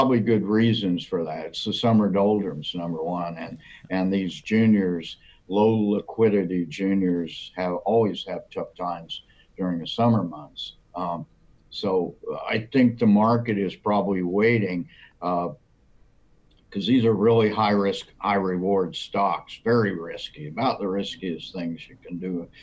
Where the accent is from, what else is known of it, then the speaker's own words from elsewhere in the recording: United States; also born or lived in Canada; I'm in Canada right now, and although I'm an American, I spend a significant amount of time here